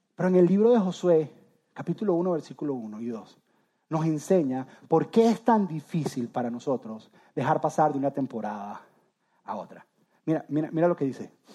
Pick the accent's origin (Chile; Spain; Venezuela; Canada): Venezuela; moved away as an adult; Yo soy de Venezuela, yo amo Venezuela